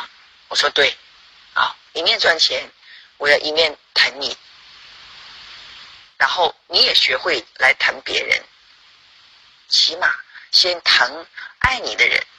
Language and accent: Chinese; Qingdao, Shandong, China; 谢谢大家，我是来自青岛的